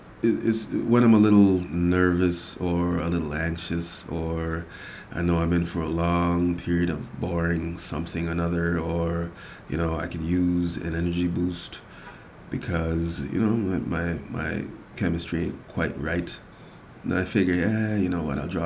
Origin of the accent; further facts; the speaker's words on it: Jamaica; moved away; Being a Jamaican